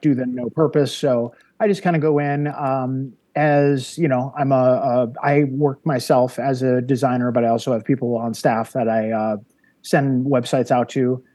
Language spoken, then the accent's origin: English; Wonder Lake, Illinois, United States; moved away as an adult; also born or lived in North Carolina; I grew up in uh, the northwest suburbs of Chicago, uh, gotcha. a little town called Wonder Lake, Illinois